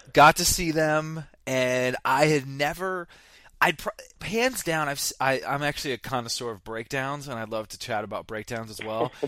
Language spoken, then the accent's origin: English; Vermont, United States; I grew up in Vermont